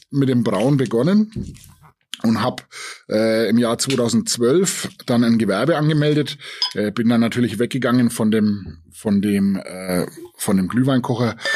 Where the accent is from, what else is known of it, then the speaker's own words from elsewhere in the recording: Bavaria, Germany; Also als Oberfranke ist man natürlich äh, dem Bier schon immer ein bisschen äh, zugeneigt